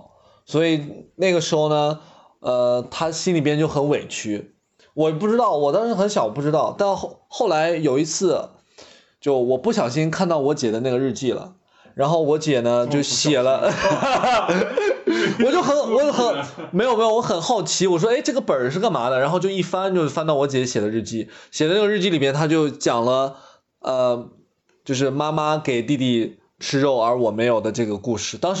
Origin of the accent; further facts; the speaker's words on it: Xi'an, Shaanxi, China; now in Shanghai, China; 我是西安的，嗯，我们家在西安，陕西。